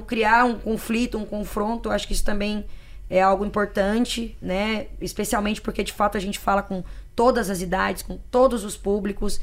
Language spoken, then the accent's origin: Portuguese; Araguaína, Tocantins, Brazil; lá de Araguaína, na cidade onde eu fui criada, no Tocantins